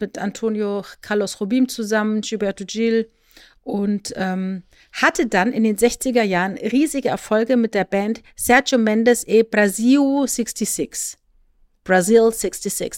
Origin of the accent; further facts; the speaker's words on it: Rhineland-Palatinate, Germany; Ich bin ja in der Südpfalz groß geworden und bin in meinem Jugendzentrum Wörth Freitagabends ausgegangen